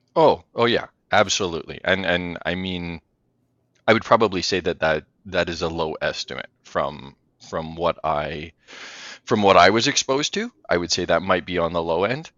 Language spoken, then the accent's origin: English; Western Canada, Canada; I grew up in Western Canada here in an industrial family